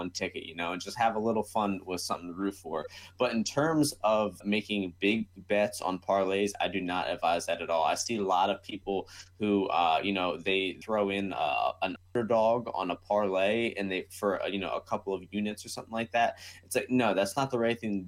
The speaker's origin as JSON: {"language": "English", "country": "United States", "said": "I am American"}